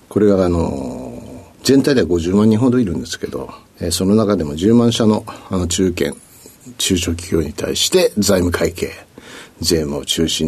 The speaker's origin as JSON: {"language": "Japanese", "region": "Tokyo", "country": "Japan", "said": "ょうえー、東京ですね。"}